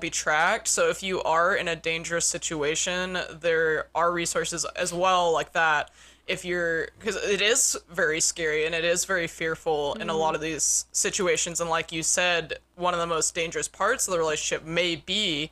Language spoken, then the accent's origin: English; Westminster, Colorado, United States; moved away; I grew up in Westminster between Denver and Boulder